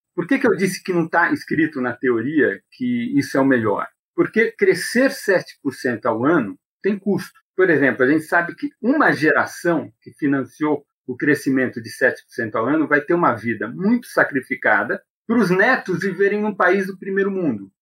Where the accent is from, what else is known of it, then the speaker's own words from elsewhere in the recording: Brazil; eu sou brasileiro